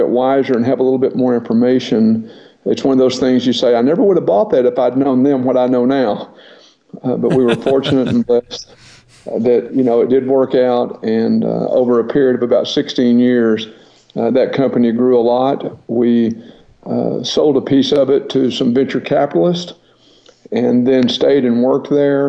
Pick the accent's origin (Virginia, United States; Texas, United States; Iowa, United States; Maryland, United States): Texas, United States; Paris; I was born and raised in Paris, Texas